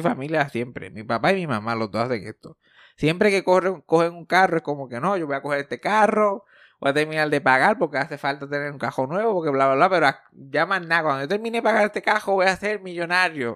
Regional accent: Puerto Rico; soy más puertorriqueño de lo que soy

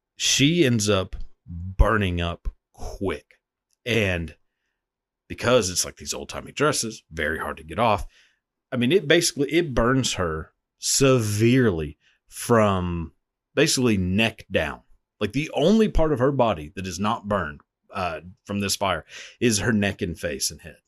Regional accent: Marshall, Texas, United States; my hometown

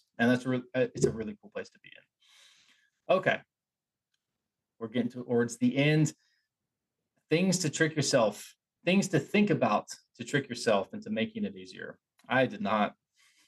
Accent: Appalachia, United States; I grew up in Appalachia

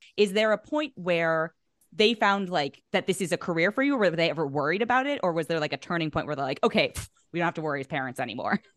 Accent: the Bay Area, California, United States; moved away as an adult; also born or lived in New York; now in Los Angeles, United States; I'm from the Bay

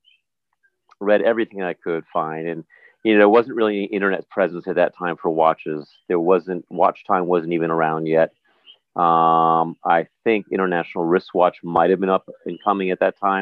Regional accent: New Jersey, United States; moved away as an adult; also born or lived in New York area; now in U.S. Virgin Islands; I was raised in the New York area, in Jersey predominantly

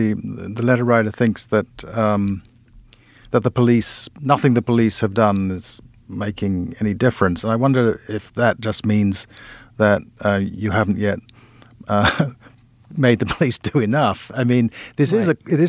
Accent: Kumasi, Ashanti, Ghana; I grew up in a place where, I grew up in Kumasi in Ghana, in a place where every adult was auntie this or uncle that, and everybody was in charge of you.

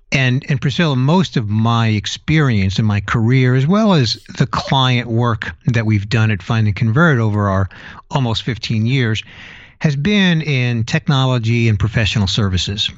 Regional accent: New York City, New York, United States; moved away as an adult; also born or lived in California; now in Tampa Bay, United States; I was born in New York City, went out to California in my early twenties, and then relocated to the Tampa Bay area in Florida

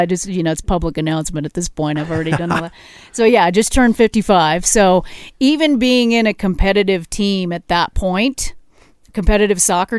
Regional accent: Arvada, Colorado, United States; also born or lived in Wheat Ridge; yeah, Wheat Ridge. I was born in Wheat okay. Ridge, grew up in Arvada.

